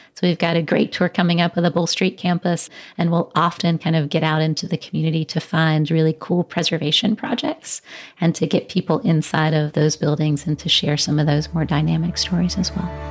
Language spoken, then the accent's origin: English; Columbia, South Carolina, United States; I am born and raised in Columbia, South Carolina.